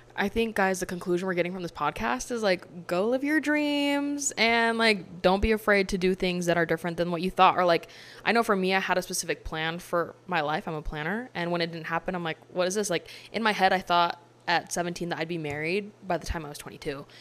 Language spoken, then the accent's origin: English; Utah, United States; I'm from Utah